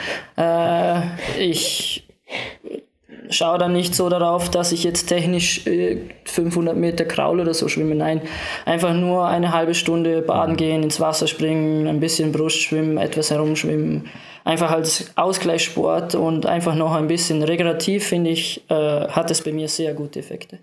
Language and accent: German; Lustenau, Vorarlberg, Austria; im Verein, in meinem Heimatort in Lustenau